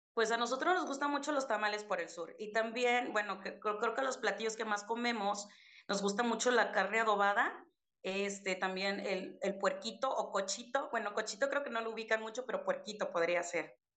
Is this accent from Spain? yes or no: no; Chiapas, Mexico; moved away; yo estoy en el norte, pero soy de Chiapas